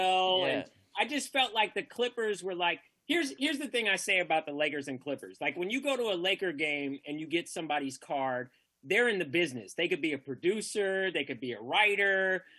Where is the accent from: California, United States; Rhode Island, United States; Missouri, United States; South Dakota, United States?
California, United States; Northern; I grew up in Northern Cal